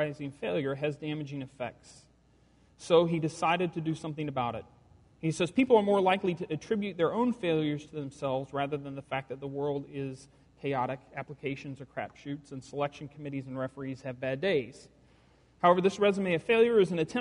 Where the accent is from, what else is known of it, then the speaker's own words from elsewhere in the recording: the South, United States; I am a white guy from the South